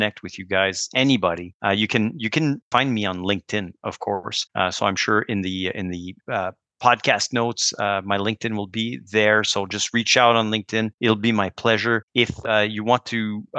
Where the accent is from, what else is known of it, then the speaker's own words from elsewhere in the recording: Canada; as a Canadian